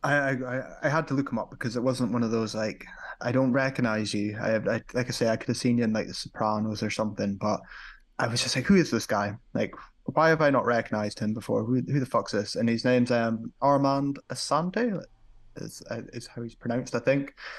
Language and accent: English; United Kingdom; as a Brit